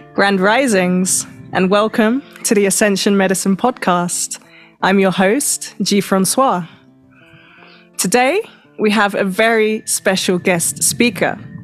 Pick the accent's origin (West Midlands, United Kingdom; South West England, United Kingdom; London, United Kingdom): London, United Kingdom; now in Mexico; I'm from Europe. I'm from London